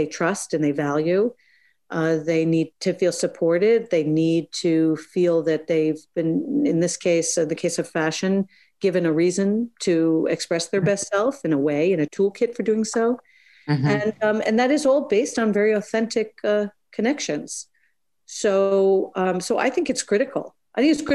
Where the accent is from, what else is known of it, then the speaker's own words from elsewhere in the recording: United States; I'm American.